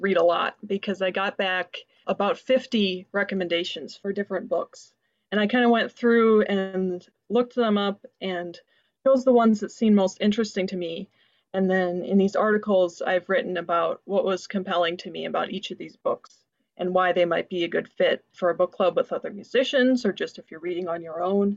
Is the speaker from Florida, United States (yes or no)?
no; White Bear Lake, Minnesota, United States; also born or lived in Toronto; I'm from White Bear Lake, Minnesota